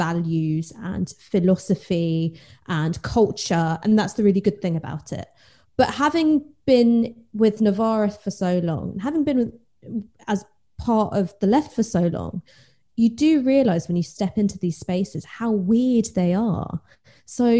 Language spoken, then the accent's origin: English; London, United Kingdom; I grew up in North London